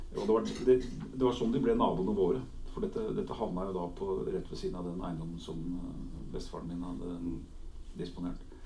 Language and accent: Norwegian; Oslo, Norway; also born or lived in Helgeland coast (summers); i hjemmet vårt på Årvoll, i denne drabantbyen der jeg vokste opp